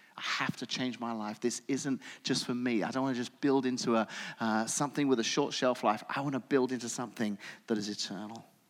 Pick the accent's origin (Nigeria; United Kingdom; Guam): United Kingdom; England; moved away as an adult; now in United States; having spent my entire childhood and young adult life growing up in England